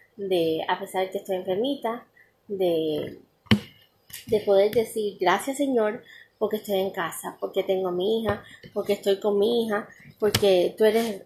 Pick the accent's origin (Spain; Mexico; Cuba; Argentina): Cuba; en mi país Cuba